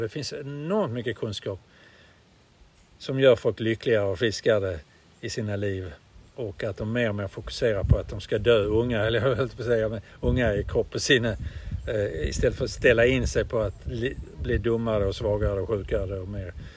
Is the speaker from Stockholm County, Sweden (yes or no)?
no; Malmö, Skåne, Sweden; jag är född i Malmö där allting ska gå till helvete. Det är en arbetarstad